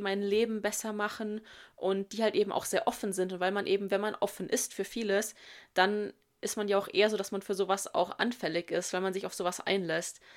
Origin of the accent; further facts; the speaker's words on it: Germany; bei uns in Deutschland